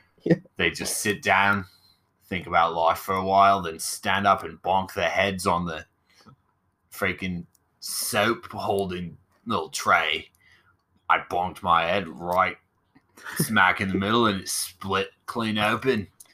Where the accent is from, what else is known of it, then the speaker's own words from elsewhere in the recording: Australia; No, I'm Australian.